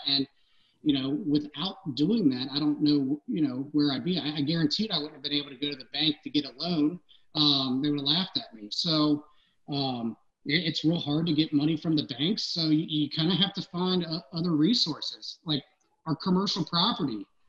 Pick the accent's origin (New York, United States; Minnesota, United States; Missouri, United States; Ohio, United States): Ohio, United States; Cincinnati; I grew up in Anderson, but I, I lived 30 minutes away